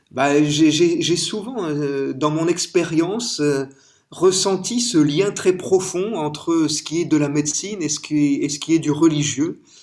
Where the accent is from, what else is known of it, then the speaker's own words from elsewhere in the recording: France; vous avez entendu mon accent, je suis français